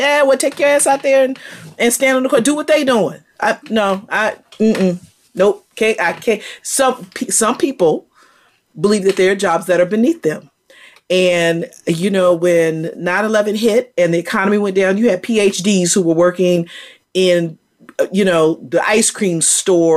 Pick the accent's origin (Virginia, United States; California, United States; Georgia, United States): Virginia, United States; I'm from Virginia